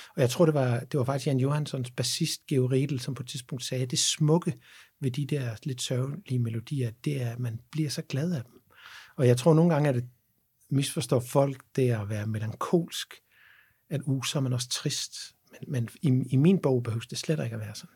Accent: Havnbjerg, Southern Denmark, Denmark; og så er jeg opvokset i Havnberg på, på Als

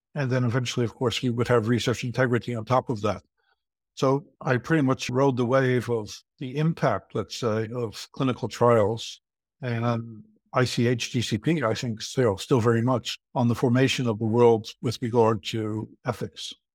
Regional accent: United States; moved away as an adult; now in Leuven, Belgium; I'm originally American, but I've been living for over thirty-five years here in Leuven, in Belgium

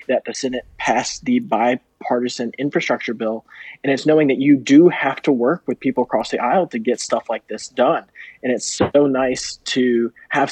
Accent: Kentucky, United States; moved away; In my home state of Kentucky

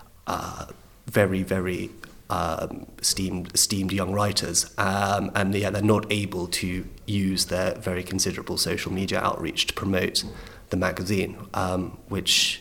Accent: London, United Kingdom; growing up in London, I was born in 1988.

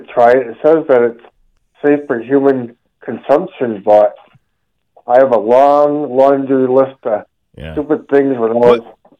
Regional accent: Gilbertville, Massachusetts, United States; When I was growing up in Gilbertville

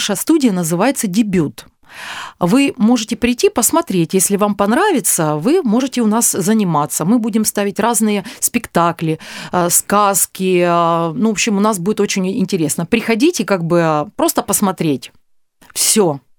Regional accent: Azov, Rostov Oblast, Russia; born there; А, ну что, родилась я в Ростовской области, в небольшом городе Азове этот город не находится на Азовском море, до Азовского моря.

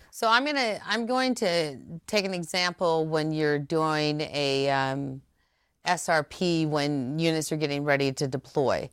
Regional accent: Ceresco, Nebraska, United States; moved away as an adult; also born or lived in Omaha, Nebraska; I was raised in Seresko, which was fifteen miles from Lincoln.

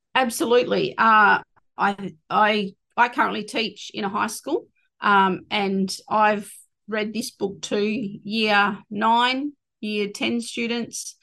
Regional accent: Collie, Western Australia, Australia; on my mum's side, Wilman, um, which is Collie. That's where I was born. I was raised on Wilman Budger um, right up until I left after year 12.

